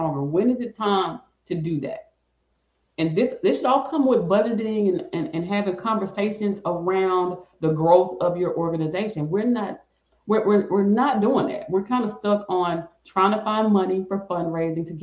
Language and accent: English; the South, United States; I'm from the South